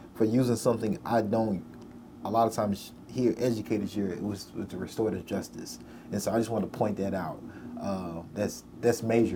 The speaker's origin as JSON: {"language": "English", "town": "Nashville", "region": "Tennessee", "country": "United States", "tie": "born or raised there", "said": "as a black person growing up in Nashville"}